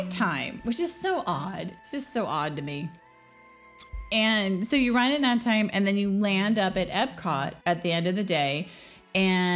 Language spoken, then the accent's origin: English; California, United States; growing up in California, we did our high school